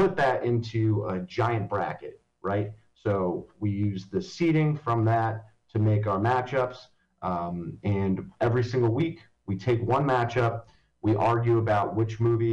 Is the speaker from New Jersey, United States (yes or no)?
yes; Long Valley, New Jersey, United States; born or raised there; now in Hoboken, United States